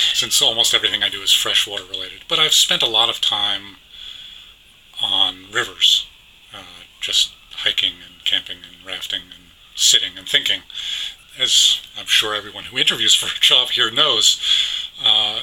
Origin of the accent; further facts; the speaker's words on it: New York City, New York, United States; I grew up in New York City